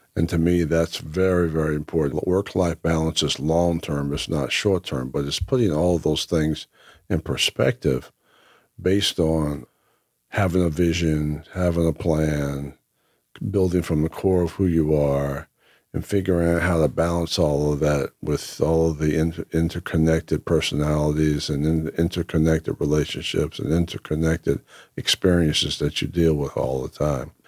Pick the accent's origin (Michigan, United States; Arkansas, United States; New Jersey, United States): New Jersey, United States; Whitesboro; also born or lived in Lake Waccamaw, North Carolina; the early, uh, years of growing up in Whitesboro